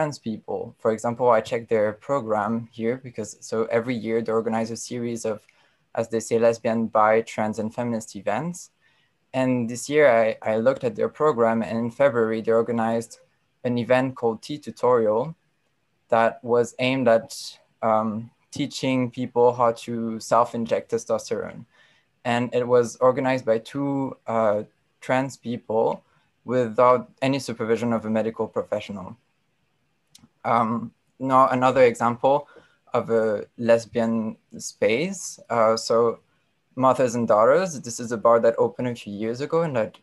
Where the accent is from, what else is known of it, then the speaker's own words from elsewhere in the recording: Brussels, Brussels-Capital Region, Belgium; I grew up in Brussels and I'm French speaking.